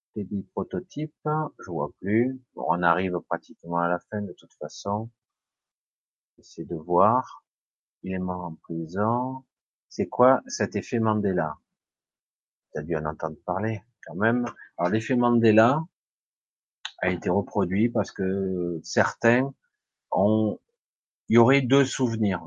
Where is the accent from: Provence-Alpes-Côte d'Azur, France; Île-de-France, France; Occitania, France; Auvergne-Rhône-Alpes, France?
Provence-Alpes-Côte d'Azur, France; Marseille; now in Ardèche, France; je suis d'Ardèche, mais je suis né à Marseille. Je suis né à Marseille, j'ai encore un petit peu l'accent